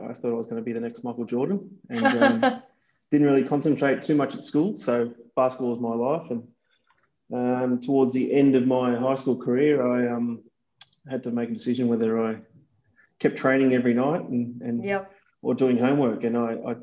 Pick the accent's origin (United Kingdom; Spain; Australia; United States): Australia; Werribee, Victoria; I grew up in Werribee in the west of Melbourne